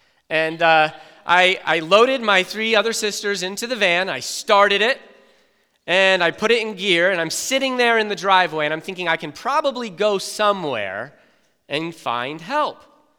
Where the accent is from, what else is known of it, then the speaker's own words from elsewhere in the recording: South Carolina, United States; I grew up in South Carolina. I lived with my mother, my father, my four sisters, and me.